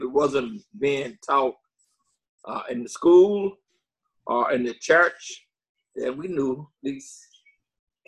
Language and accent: English; Jackson, Mississippi, United States; also born or lived in Milwaukee, Wisconsin; I'm from Jackson, Mississippi.